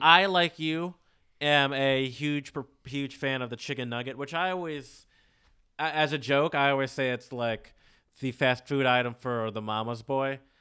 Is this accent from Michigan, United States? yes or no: yes; suburbs close to Detroit, Michigan, United States; also born or lived in the South (US); I grew up in the suburbs, around white people. Um, but I grew up close to Detroit, and I also grew up. Um, I spent a good part of my childhood in the South